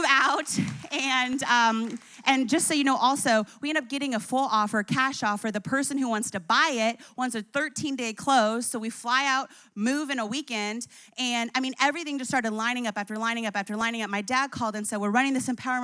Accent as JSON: {"language": "English", "region": "New Jersey", "country": "United States", "tie": "born or raised there", "also_born_or_lived": "Colorado", "moved": "yes", "said": "I grew up in Jersey."}